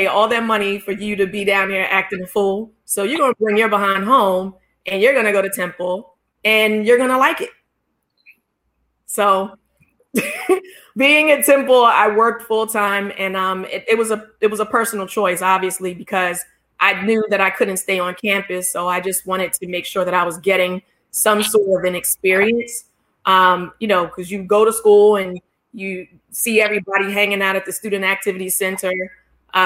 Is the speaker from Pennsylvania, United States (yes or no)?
yes; Philadelphia, Pennsylvania, United States; I grew up in Philadelphia